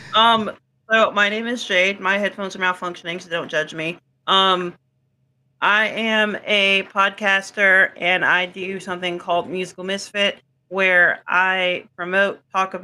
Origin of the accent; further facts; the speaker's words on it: Altavista, Virginia, United States; I am from Alta Vista, Virginia, so like literally in the middle of nowhere